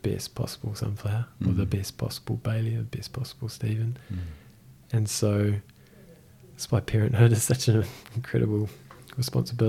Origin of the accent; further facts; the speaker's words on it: Christchurch, Canterbury, New Zealand; also born or lived in Whangarei; I was born in Whangarei. And my mother and father, I guess we were kind of in transit, and it always seemed, just from my perspective, it always seemed like we were going to land in Christchurch and grow up in Christchurch, and that's what we did. I was 6 months old